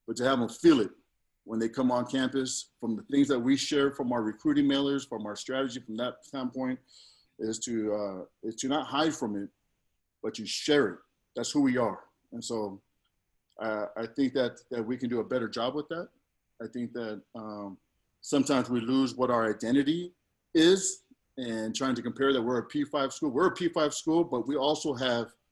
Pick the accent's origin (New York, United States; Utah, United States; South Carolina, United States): Utah, United States; Provo; I was born in Provo. My dad was playing football here.